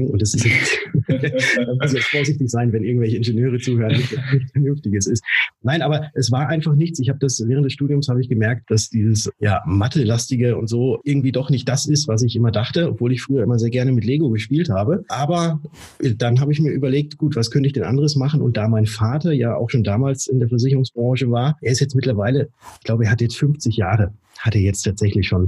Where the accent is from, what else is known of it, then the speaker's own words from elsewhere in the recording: Würzburg, Bavaria, Germany; Ich komme aus Würzburg und wurde 1982 geboren.